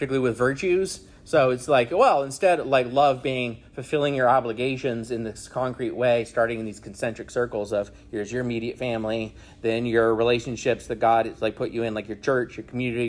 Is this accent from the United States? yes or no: yes; Arizona, United States; also born or lived in California / Michigan; now in South Carolina, United States; I was born in California, grew up in Arizona, went to school in Michigan, and now live in South Carolina